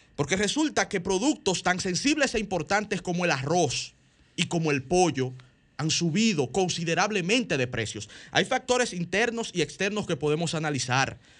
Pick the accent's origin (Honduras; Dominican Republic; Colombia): Dominican Republic